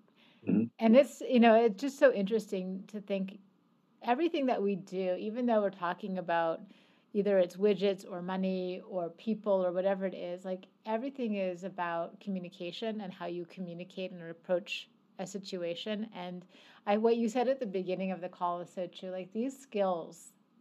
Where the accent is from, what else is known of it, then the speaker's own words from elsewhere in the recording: Canada; as a Canadian